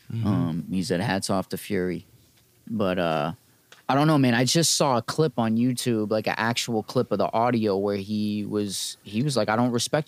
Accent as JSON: {"language": "English", "region": "New York", "country": "United States", "said": "I'm from New York"}